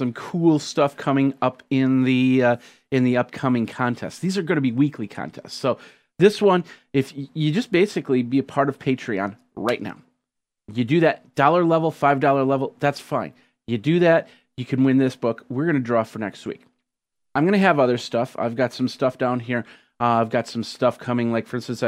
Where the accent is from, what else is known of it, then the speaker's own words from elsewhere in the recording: Wisconsin, United States; I'm from Wisconsin, not from Hawaii.